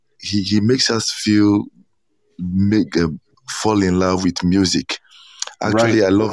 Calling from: Ghana; I'm calling from Ghana.

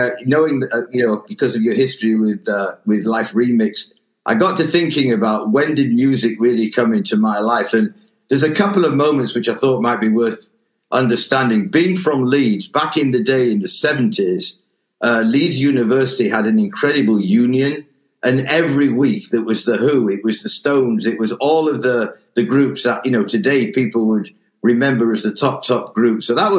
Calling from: Spain; I'm actually talking from Spain.

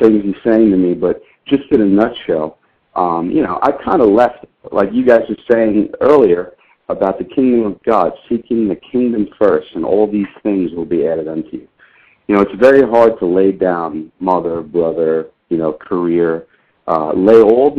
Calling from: Royse City, Texas, United States; I'm in Royce City, Texas. That is about 35 miles east of Dallas.

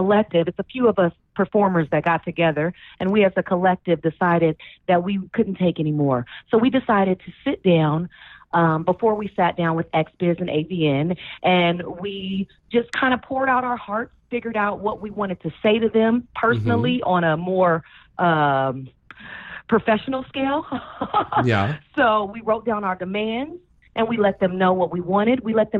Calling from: Los Angeles, California, United States; I am calling from California, Hollywood, baby.

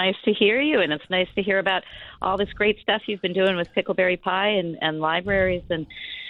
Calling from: Columbus, Ohio, United States; also born or lived in Israel; I live in Columbus, Ohio, mm-hmm. So I am calling from my office in my house.

